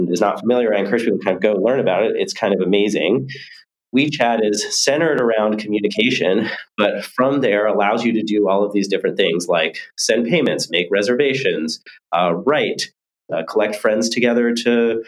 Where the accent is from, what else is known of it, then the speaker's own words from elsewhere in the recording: near Silicon Valley, California, United States; I grew up near Silicon Valley, kind of in the middle of nowhere